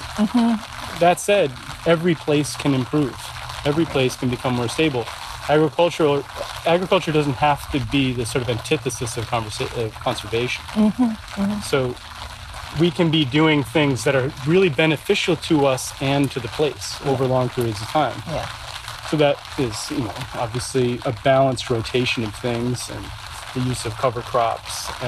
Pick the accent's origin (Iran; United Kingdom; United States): United States; New England; I grew up in New England